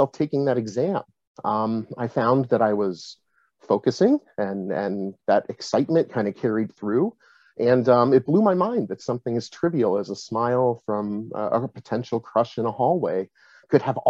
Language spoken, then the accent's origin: English; Massachusetts, United States; also born or lived in upstate New York; I'm originally from upstate New York, moved to Massachusetts pretty young, just in time to start school. And New England and Massachusetts is where I've spent most of my time.